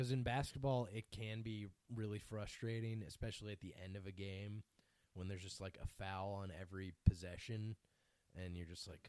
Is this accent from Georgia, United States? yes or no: yes; Atlanta, Georgia, United States; I'm from Atlanta. I'm a Falcons fan.